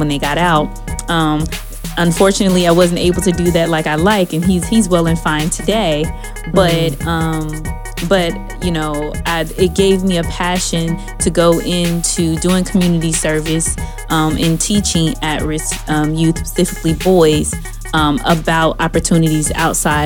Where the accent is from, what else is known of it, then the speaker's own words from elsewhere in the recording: Dallas, Texas, United States; I grew up in Dallas, Texas